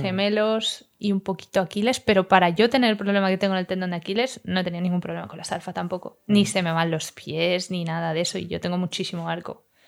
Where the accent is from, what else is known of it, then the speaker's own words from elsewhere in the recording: Madrid, Community of Madrid, Spain; now in Barcelona, Spain; yo soy de Madrid